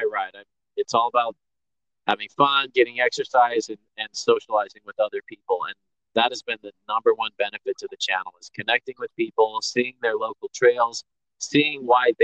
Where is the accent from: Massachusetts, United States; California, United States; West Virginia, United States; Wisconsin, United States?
California, United States; Bay Area; moved away; I grew up in the Bay Area where mountain biking was born